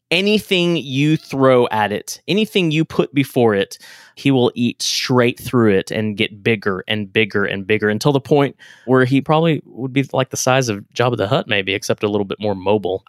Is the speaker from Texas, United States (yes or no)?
yes; Texas, United States; now in Kentucky, United States; I grew up in Texas